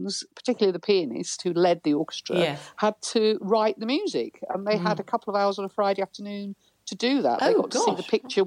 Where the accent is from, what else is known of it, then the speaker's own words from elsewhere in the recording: Thorne, Yorkshire and the Humber, United Kingdom; I was born in Thorn